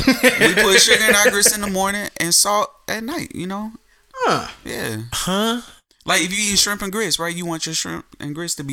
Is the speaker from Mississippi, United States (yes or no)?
yes; Columbus, Mississippi, United States; I'm from Columbus, Mississippi.